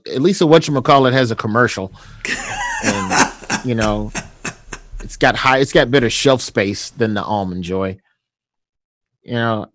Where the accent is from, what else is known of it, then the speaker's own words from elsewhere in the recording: the South, United States; me being a Southerner, I'm biscuits and gravy